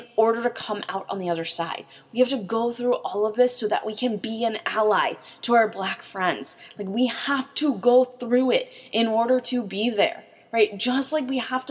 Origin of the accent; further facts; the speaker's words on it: St. Louis, Missouri, United States; I'm from St. Louis